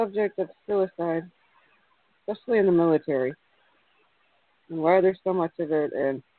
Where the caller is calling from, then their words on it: Illinois, United States; I'm calling from Illinois. I'm a bit southwest of Chicago.